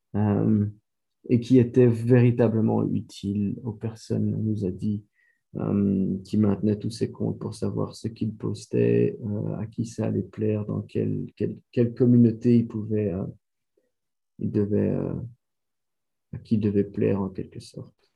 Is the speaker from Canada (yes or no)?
no; Belgium; first language French; moved away; l'histoire a commencé en Belgique, je suis belge.